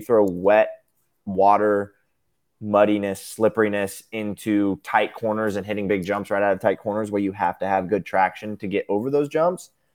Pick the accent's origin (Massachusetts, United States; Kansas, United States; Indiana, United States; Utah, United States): Kansas, United States; Topeka; born or raised there; also born or lived in Manhattan, Kansas